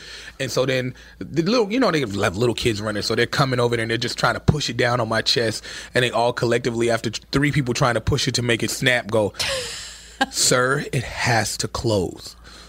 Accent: Chicago, Illinois, United States; And I'm from Chicago, and I'm not used to this.

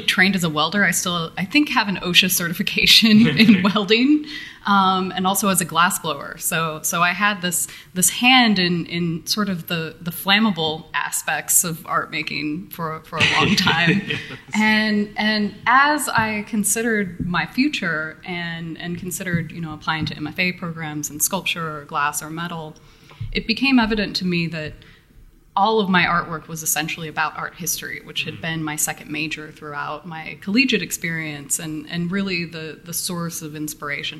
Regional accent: Missouri Ozarks, United States; now in Detroit, United States; I was born in the Missouri Ozarks, which is not a place that most people associate with high culture

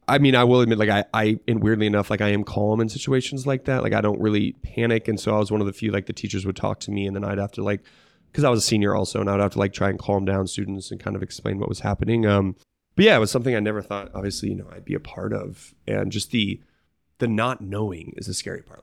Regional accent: Bailey, Colorado, United States; Mount Bailey, which is a, a mountain by me

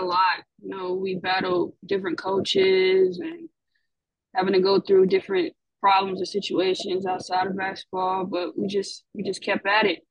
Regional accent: Atlanta, Georgia, United States; I'm from Atlanta, Georgia

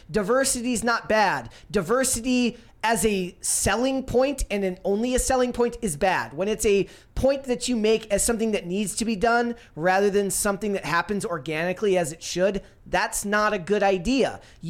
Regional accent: Minnesota, United States

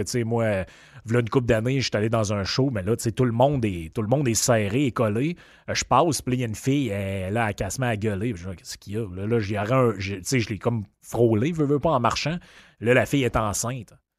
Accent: Quebec, Canada; now in Quebec City, Canada; dans le coin chez nous, au Lac-Saint-Jean

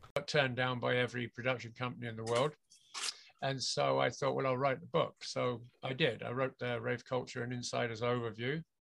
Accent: England, United Kingdom; moved away as an adult; now in Vancouver, Canada; I'm from England originally. I was born and grew up in the UK, and I left there permanently when I was about uh, 20, 23, 24, something like that.

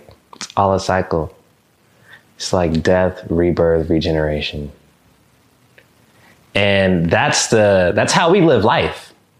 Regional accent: Japan; born there; also born or lived in Chicago / Mississippi; I was born in Japan. Boom. Up, gone. We in Chicago for 8 months. I was hoping we would live there. Boom. Down in Mississippi.

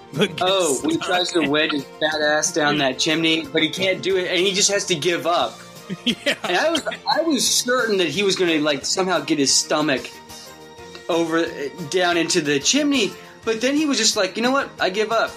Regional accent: Wichita, Kansas, United States; my hometown of Wichita, Kansas. I was just like a little kid

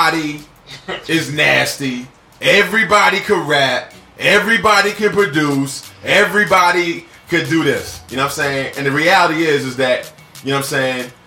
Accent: New York, United States; As a New Yorker

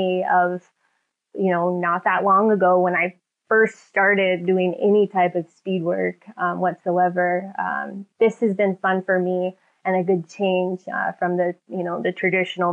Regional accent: San Diego, California, United States; my hometown of San Diego

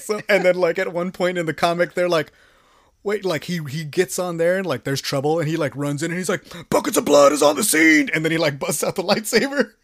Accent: Texas, United States; I'm from Texas

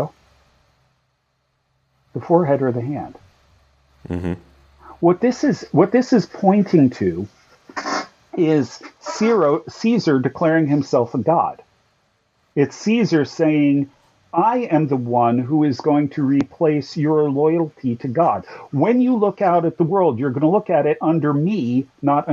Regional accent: United States; as American Christians

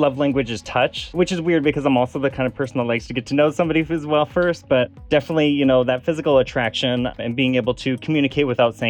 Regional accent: Des Moines, Iowa, United States; also born or lived in San Francisco; now in Los Angeles, United States; I'm originally from Des Moines, Iowa. Just moved to Los Angeles after being in San Francisco for a little bit back in March.

